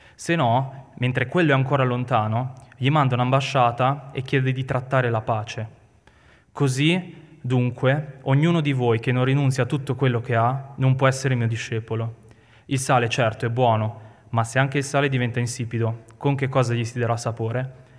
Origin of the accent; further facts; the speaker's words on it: Milan, Lombardy, Italy; noi siamo milanesi